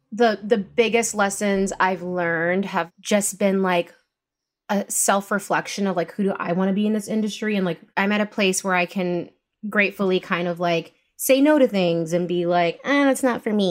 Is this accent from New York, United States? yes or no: yes; New York, United States; also born or lived in Bronx, New York; Like I grew up in Rockland County, um, like north of the city. I went to school there